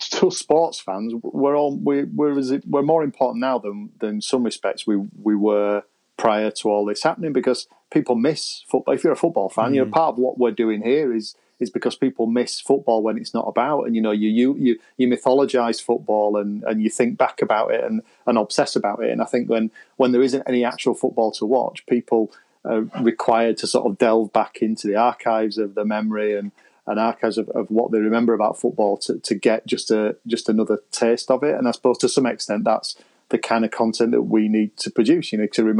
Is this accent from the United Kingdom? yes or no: yes; Pudsey, Yorkshire and the Humber, United Kingdom; I'm from Pudsey, just on the outskirts of Leeds